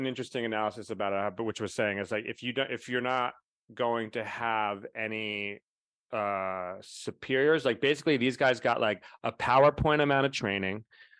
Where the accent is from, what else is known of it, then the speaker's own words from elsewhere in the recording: Florida, United States; I was brought up in Florida schools, and I know what racism is.